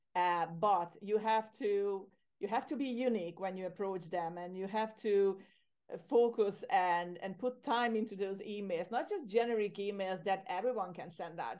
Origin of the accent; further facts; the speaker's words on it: Hungary; moved away as an adult; also born or lived in Ireland; now in Cyprus; I'm originally from Hungary, from Central Europe